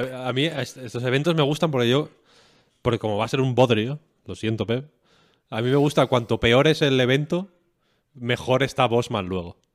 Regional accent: León, Castile and León, Spain; moved away; yo soy de León Capital, yo no tengo pueblo

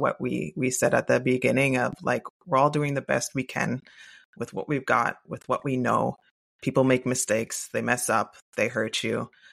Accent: Canada; I am Canadian.

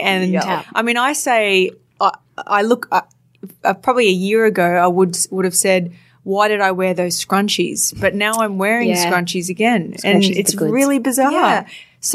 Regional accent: Townsville, Queensland, Australia; I grew up in Townsville in North Queensland

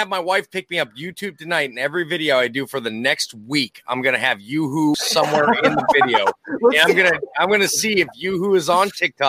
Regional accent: Minnesota, United States; moved away; I grew up in Lower Canada, a.k.a. Minnesota

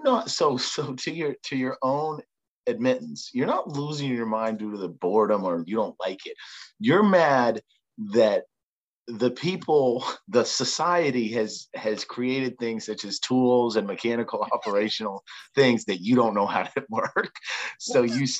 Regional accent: New Hampshire, United States; New Hampshire.

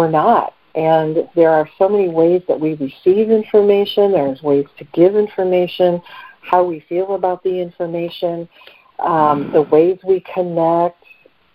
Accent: Detroit, Michigan, United States; area code 586, which is my hometown, Detroit area

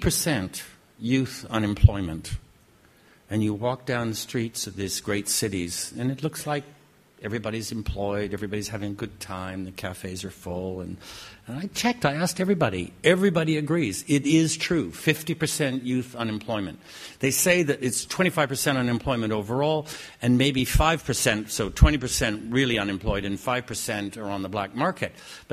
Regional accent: Canada; I have to say that as a Canadian, and we don't often get a chance to say anything like

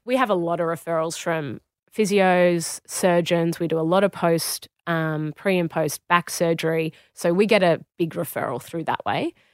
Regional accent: Australia; moved away as an adult; also born or lived in Warrington, United Kingdom; I walked in as an Australian

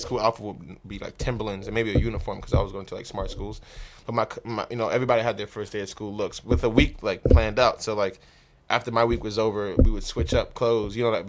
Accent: Trinidad & Tobago; Yeah, because that's like I'm from Trinidad, so it's like the African way of living. Like everybody lives around each other.

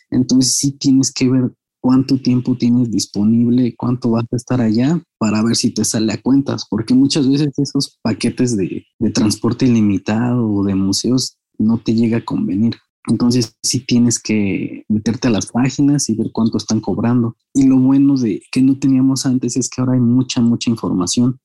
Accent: Mexico; como mexicanos

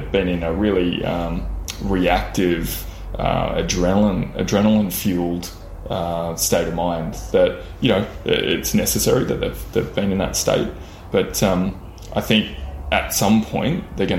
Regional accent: Lismore, New South Wales, Australia; also born or lived in Byron Bay / Sydney; I grew up predominantly in Lismore and that associated area. So, I was born in Byron Bay and then shifted to Lismore sort of by the time I was 5 years old, and spent most of my youth around that area.

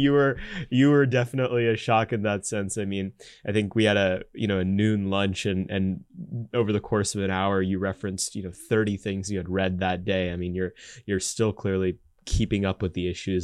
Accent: Texas, United States; I'm from Texas

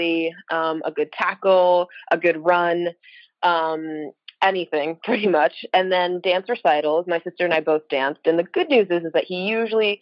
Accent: Connecticut, United States; Well, I'm from Connecticut

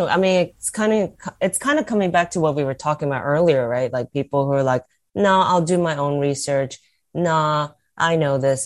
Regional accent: United States; as an American

